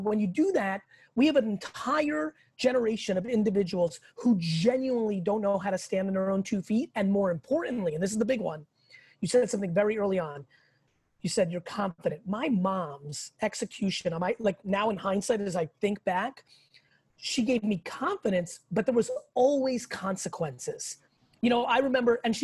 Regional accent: Russia; now in United States; I was born in the Soviet Union. In Russia

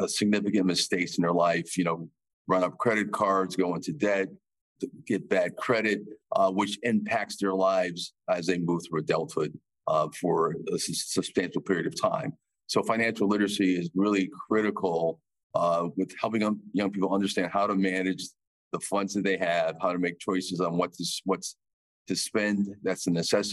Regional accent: Bridgeport, Connecticut, United States; I'm from Bridgeport, Connecticut

